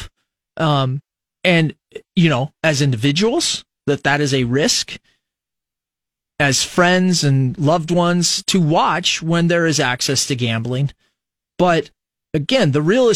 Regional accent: Fremont, Nebraska, United States; growing up in Fremont

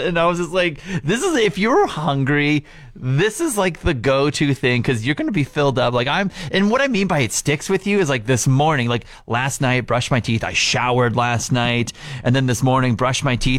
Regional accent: Regina, Saskatchewan, Canada; moved away; I'm from Regina, so I'm super happy that he gets to experience where I grew up.

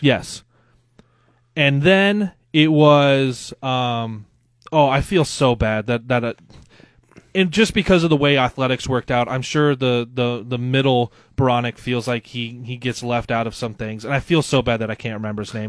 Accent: Loup City, Nebraska, United States; moved away as an adult; also born or lived in West Point, Nebraska / Dodge, Nebraska; now in Lincoln, United States; my dad got a new job, um, as a teacher out in Loop City that's in central Nebraska

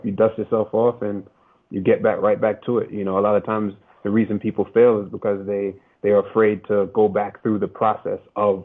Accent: New York, United States; I'm from New York. I'm from New York, bro. I'm from big city

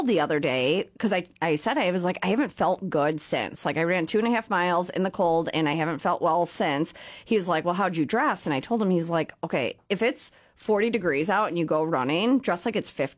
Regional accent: Zion, Illinois, United States; I grew up in Zion

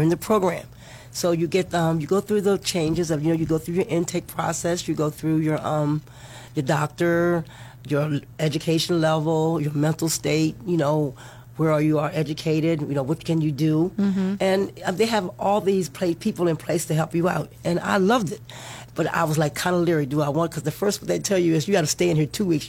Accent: Maryland, United States; moved away as an adult; now in Florida, United States; I'm from Maryland. I moved here about 10 years ago

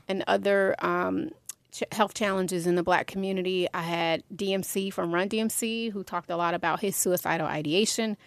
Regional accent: Atlanta, Georgia, United States; I had one community in Southwest Atlanta, right, growing up in the Swats

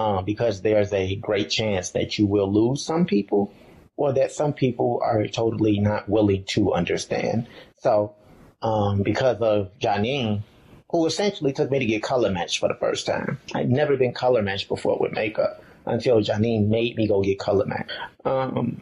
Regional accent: Chicago, Illinois, United States; moved away as an adult; of Chicago in a very religious home where I did not see individuals who reflected this identity

